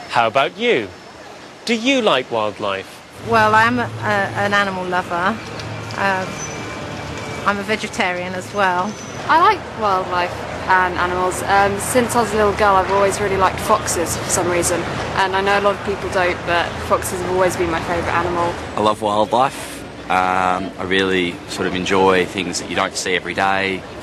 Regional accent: East of England, United Kingdom; I've come, I come from Hertfordshire, so although it's not where I live isn't actually directly in the countryside.

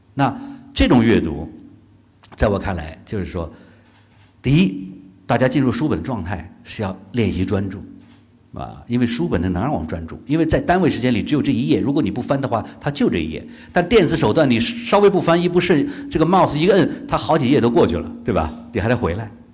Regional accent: China; 我们中国人

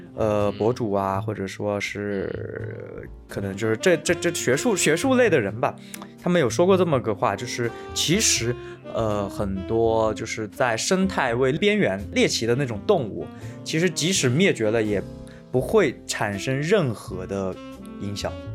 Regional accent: China; 所以我觉得我们中国人可能就是是最宽容、最博大的一一个民族

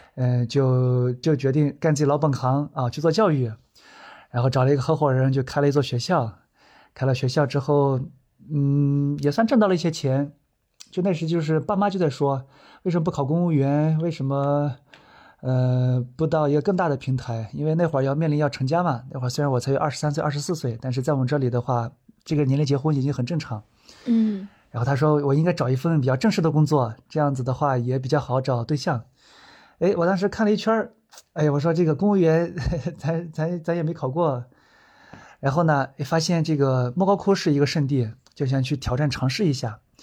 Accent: Dunhuang, Gansu, China; 是一个土生土长的东华人，在这个做讲解已经七年时间了

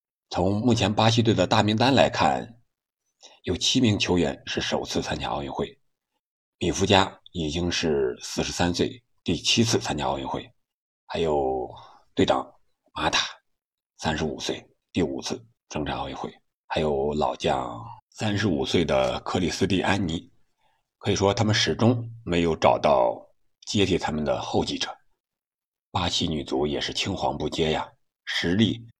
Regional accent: Chengde, Hebei, China; 我的家乡河北承德

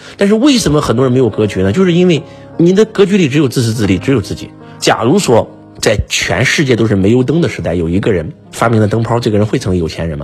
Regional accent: China; 我们中国人

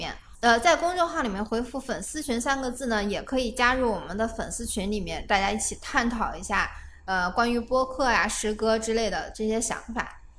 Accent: China; 都要有士族精神，这是我们中国人非常宝贵的东西。

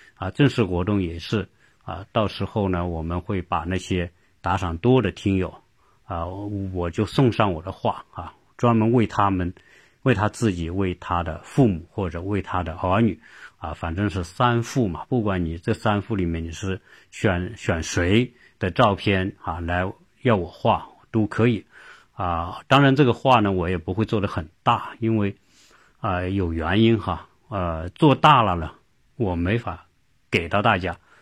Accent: China; now in United States; 不像我们中国人喜欢往国外跑

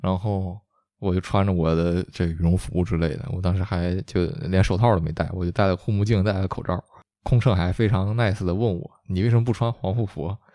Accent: China; moved away as an adult; now in Canada; 我中国人

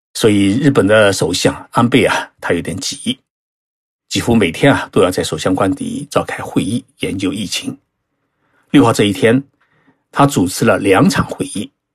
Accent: China; now in Tokyo, Japan; 我们中国人

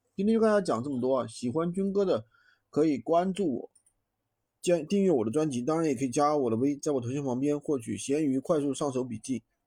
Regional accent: Sichuan, China; 我是四川的

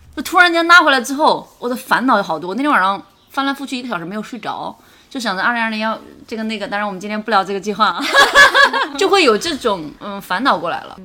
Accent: Hunan, China; 我们是作为湖南人

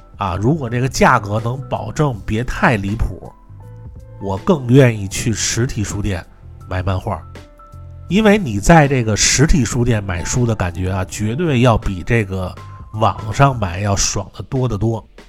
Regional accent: Beijing, China; 我从小在这个北京和平门那边上学

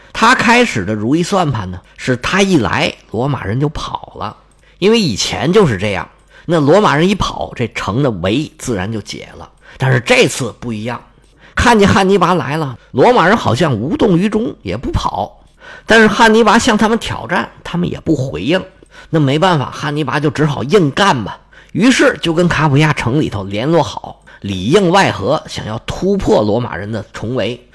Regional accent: China; 是我们中国人翻译成位城

